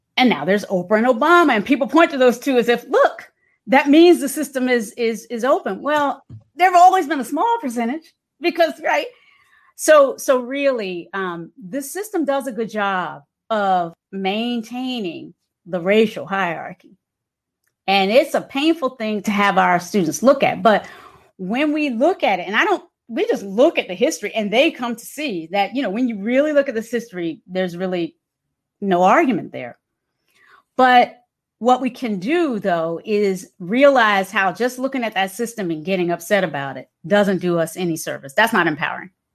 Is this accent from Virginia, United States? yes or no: yes; Hampton, Virginia, United States; moved away as an adult; also born or lived in Kinston, North Carolina / Charlottesville, Virginia; now in San Francisco, United States; raised in Hampton, Virginia